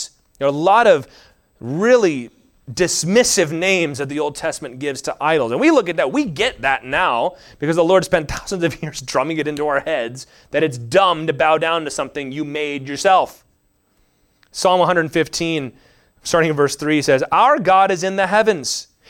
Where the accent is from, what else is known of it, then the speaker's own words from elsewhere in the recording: United States; I'm just an American, so that's kind of sprinkling all over all